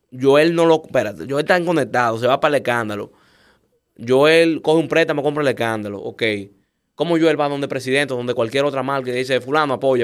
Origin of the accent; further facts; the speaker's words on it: Dominican Republic; nosotros como dominicanos